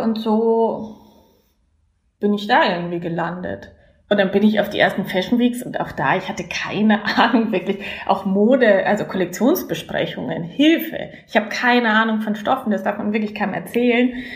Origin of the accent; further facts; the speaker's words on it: Landshut, Bavaria, Germany; moved away as an adult; also born or lived in Berlin / Sankt Pölten, Austria; ich komme aus der Nähe von München, das hört man mir sicherlich auch an. Ich komme aus der Stadt Landshut